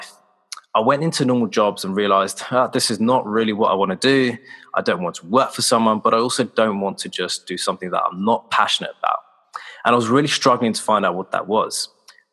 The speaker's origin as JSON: {"language": "English", "town": "Slough", "region": "South East England", "country": "United Kingdom", "said": "I'm from Slough in the UK, which is in Berkshire and 20 miles west of central London."}